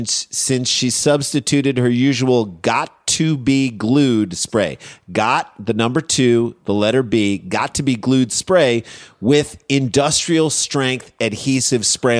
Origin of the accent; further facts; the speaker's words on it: St. Louis, Missouri, United States; in the 1980s, we grew up in St. Louis